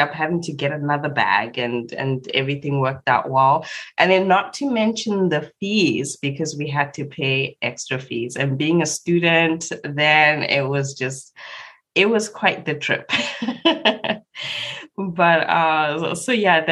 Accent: Zimbabwe; I was born and raised in Zimbabwe

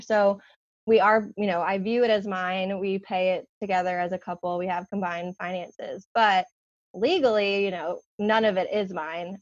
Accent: Long Island, New York, United States; now in South Carolina, United States; I live in South Carolina, but I was born and raised in New York on Long Island

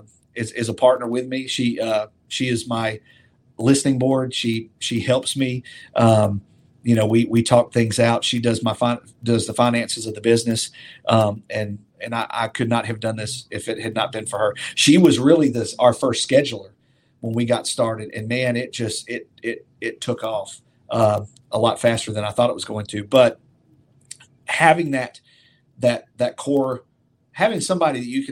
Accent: Opelika, Alabama, United States; I was born and raised here in Opelika. You know, I graduated high school in Opelika. This is my town.

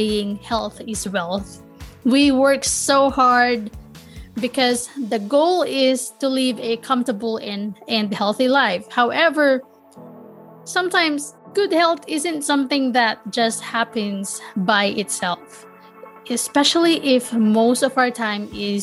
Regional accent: Manila, Metro Manila, Philippines; born or raised there; now in United States

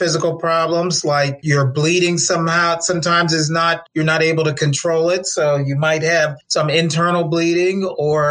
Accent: Milford, Delaware, United States; moved away; also born or lived in Baltimore, Maryland; I'm from Milford, Delaware

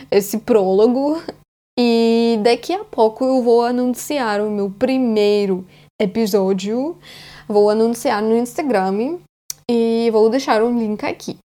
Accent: Russia; Portuguese is a second language; eu sou russa e português não é minha língua nativa.

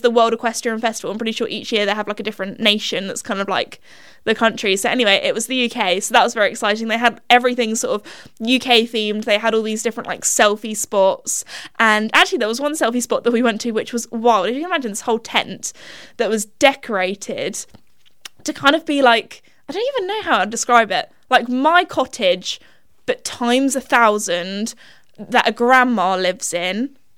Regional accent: England, United Kingdom; we're English

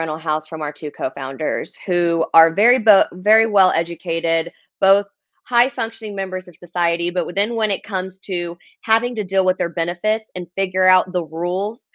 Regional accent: Oklahoma City, Oklahoma, United States; born and raised in Oklahoma City, Oklahoma

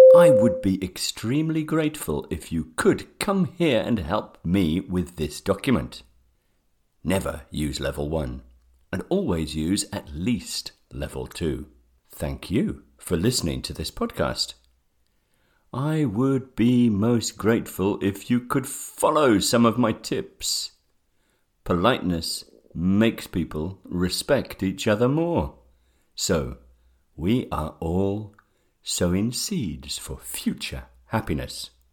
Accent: England, United Kingdom; I am from England. in the United Kingdom

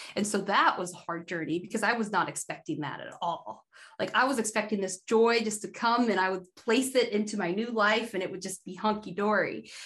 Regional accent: Idaho, United States; I grew up in Idaho being like the only black girl in my school from when I can remember until like 11th grade.

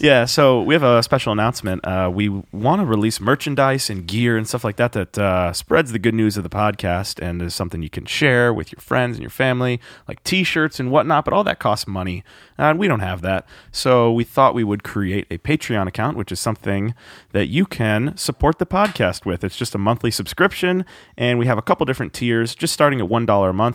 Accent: United States

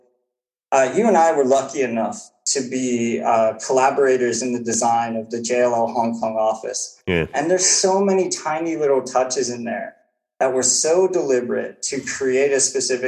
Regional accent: United States; as an American

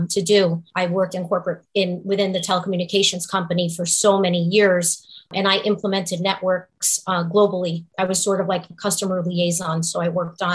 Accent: Newark, New Jersey, United States; also born or lived in Kearny, New Jersey; I was born and raised in Newark and in Kearney

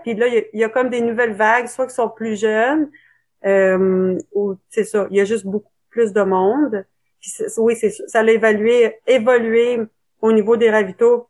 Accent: Ottawa, Ontario, Canada; je suis née à Ottawa

